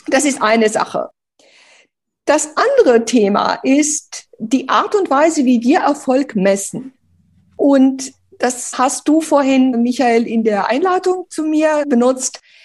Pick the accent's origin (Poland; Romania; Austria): Romania; now in Germany; ich bin ja bitterarm in Rumänien aufgewachsen